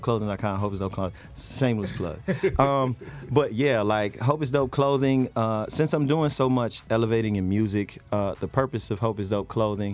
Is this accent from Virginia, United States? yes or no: yes; Fredericksburg, Virginia, United States; I'm a kid from Fredericksburg, Virginia